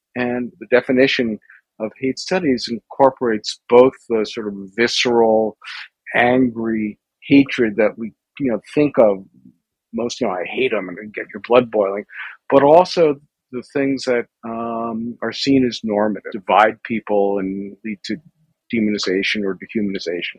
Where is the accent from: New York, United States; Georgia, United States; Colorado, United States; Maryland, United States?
New York, United States; New York City; I grew up in New York City